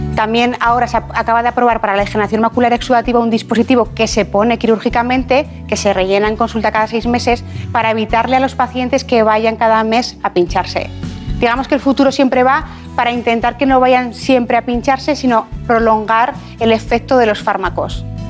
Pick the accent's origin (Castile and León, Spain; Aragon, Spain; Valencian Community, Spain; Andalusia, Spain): Aragon, Spain; Ejea de los Caballeros; also born or lived in Zaragoza; yo nací en Zaragoza, pero soy de un pueblo que se llama Gea de los Caballeros